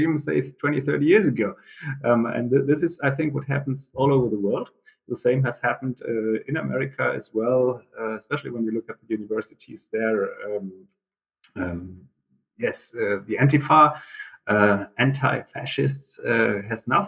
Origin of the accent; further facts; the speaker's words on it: Western Germany, West Germany, Germany; I grew up in Western Germany